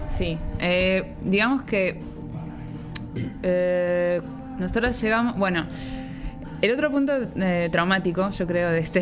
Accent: Villa Ballester, Buenos Aires Province, Argentina; moved away; also born or lived in Italy; nací en Villa Ballester, que es parte de San Martín, y bueno, viví ahí casi la mayor parte de mi vida hasta el día de hoy

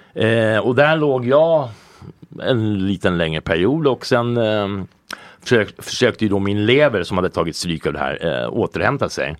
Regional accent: Colorado, United States; also born or lived in California / New York; now in Sweden; jag är uppvuxen i USA eh, och där är det väldigt liberalt

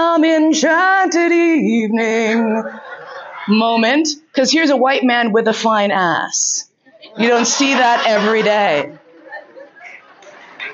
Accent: New York, United States; growing up in New York

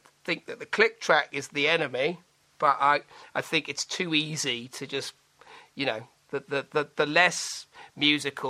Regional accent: Manchester, North West England, United Kingdom; moved away; I'm going back to Manchester because technically I am a Mancunian

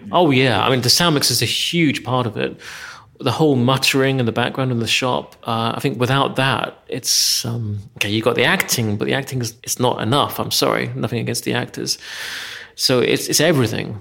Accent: England, United Kingdom; moved away as an adult; now in Hungary; growing up in England

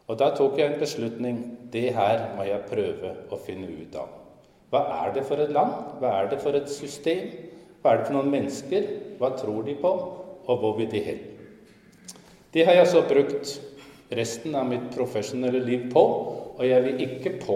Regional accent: Skien, Vestfold og Telemark, Norway; moved away as an adult; now in Copenhagen, Denmark; Jeg kommer fra Skien, men det er ikke så tydelig på språket mitt, for jeg har vært i København i nesten 49 år nå. 19 år i Skien og 49 år i København.

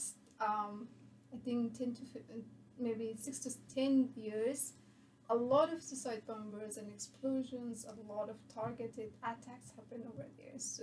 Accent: Bamyan, Afghanistan; moved away as an adult; now in United States; I'm from Afghanistan, and I'm from Bamyan, which is my hometown.

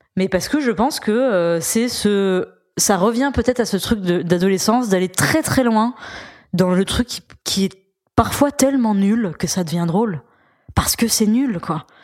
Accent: Auvergne-Rhône-Alpes, France; je suis auvergnate

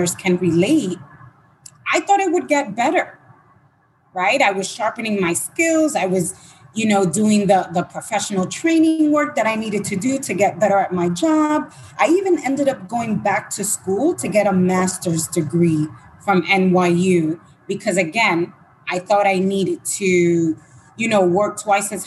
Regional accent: Dominican Republic; moved away; I was born in Dominican Republic.

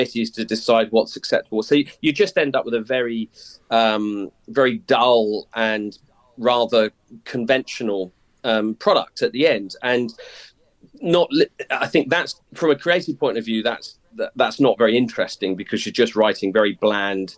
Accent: Whitstable, South East England, United Kingdom; the Whitstable I grew up

